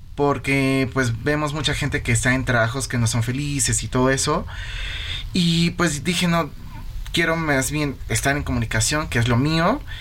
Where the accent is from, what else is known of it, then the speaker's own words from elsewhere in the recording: Mexico City, Mexico; Yo soy, bueno, pues de aquí de la Ciudad de México